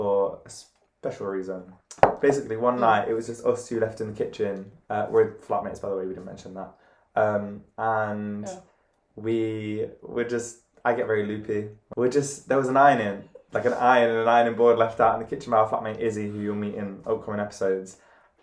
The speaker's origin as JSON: {"language": "English", "country": "Cyprus", "said": "we're both from Cyprus."}